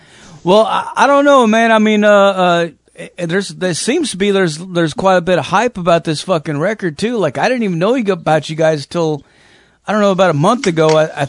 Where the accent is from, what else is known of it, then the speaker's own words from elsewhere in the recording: California, United States; born there; also born or lived in Arizona; now in Tennessee, United States; I mean, I'm not even from here, actually. I was born in California, but I've lived all over the fucking place, man. Arizona mostly